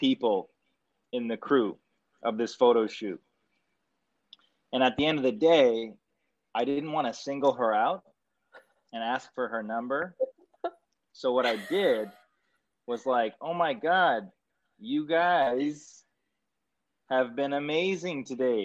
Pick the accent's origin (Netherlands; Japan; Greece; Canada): Canada; I'm Canadian and Italian